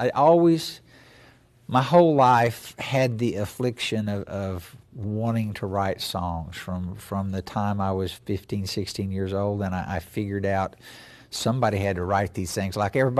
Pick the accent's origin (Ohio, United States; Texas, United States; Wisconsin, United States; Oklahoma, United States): Oklahoma, United States; Grove; I was raised in Grove, Oklahoma, on Grand Lake. My mother and father were both teachers there, and grew up on the farm that my mother was born in, that my granddad homesteaded when it was still Indian Territory